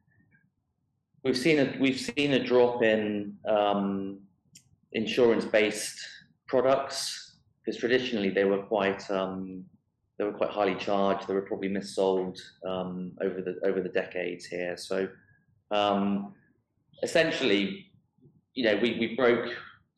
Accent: United Kingdom; now in Dubai, United Arab Emirates; I am British

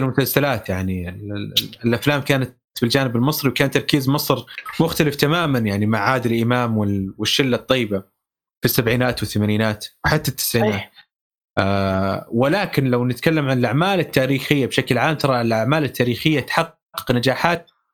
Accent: Saudi Arabia; accent: Saudi; اللهجه السعوديه حاجز آه، لهجتنا حاجز

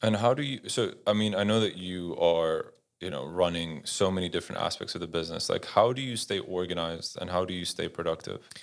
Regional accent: Netherlands; moved away; I grew up in Holland

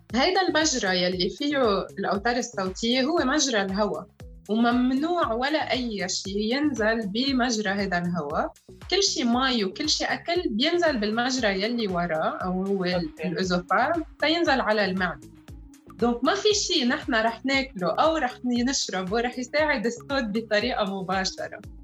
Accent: Lebanon; انا امراه لبنانيه

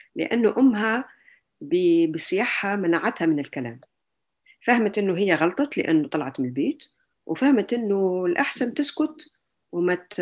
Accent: Algeria; moved away as an adult; also born or lived in Germany / Tunisia; now in France; مولودة في الجزائر ودرست لحد يعني كملت دراستي الجامعية في الجزائر

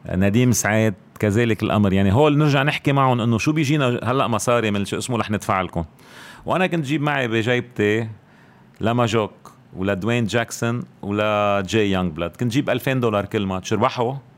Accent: Beirut, Beirut Governorate, Lebanon; الاشرفيه يعني هيدي مدينتي

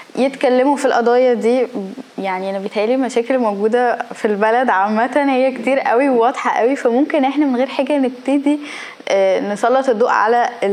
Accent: Egypt; احنا كمصريين

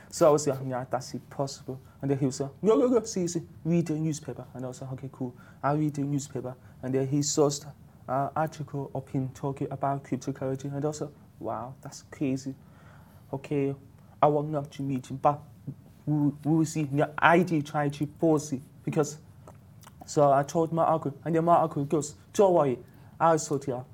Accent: United Kingdom; moved away as an adult; now in Dubai, United Arab Emirates; I was based in UK. I'm from UK. So basically, I moved to Dubai one year

